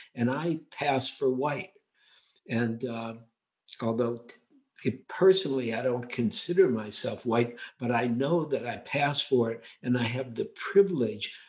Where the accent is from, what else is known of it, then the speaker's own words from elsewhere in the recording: United States; growing up in America